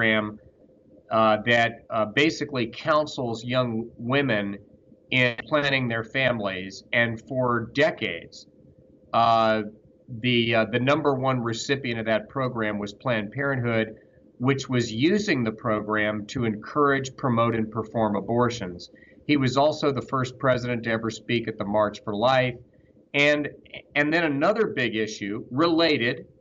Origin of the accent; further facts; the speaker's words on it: Georgia, United States; the Democratic Party that I grew up seeing in Georgia, in my home state